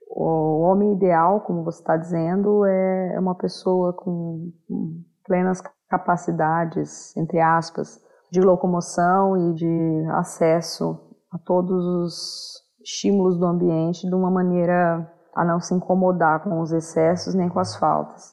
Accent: Maringá, Paraná, Brazil; sou de Maringá, no Paraná

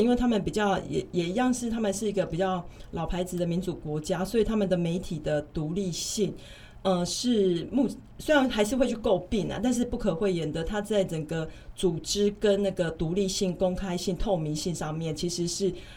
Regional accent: Taiwan; also born or lived in United Kingdom; 我们说台湾

